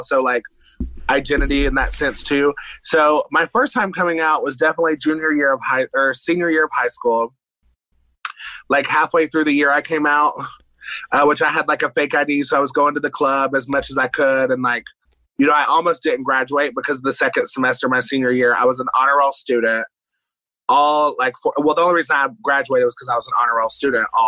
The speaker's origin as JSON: {"language": "English", "town": "Johnson City", "region": "Tennessee", "country": "United States", "tie": "born or raised there", "also_born_or_lived": "Bristol, Tennessee", "said": "East Tennessee. So it's called Johnson City, Tennessee."}